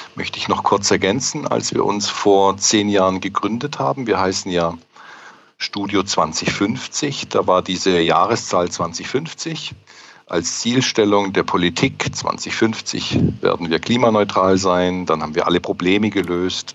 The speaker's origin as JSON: {"language": "German", "area": "near the Swiss border", "region": "Baden-Württemberg", "country": "Germany", "moved": "yes", "lives_now": "Stuttgart, Germany", "said": "Ich bin hier auch ein Zugereister, ähm, komme aber aus dem Süddeutschen. Ich bin Badener ganz unten"}